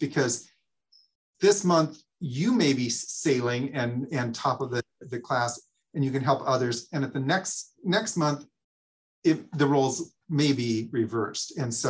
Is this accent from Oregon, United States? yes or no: yes; Oregon, United States; moved away; I came from Oregon where I didn't think I'd ever live in the Midwest. And now I lived here longer than I did in Oregon.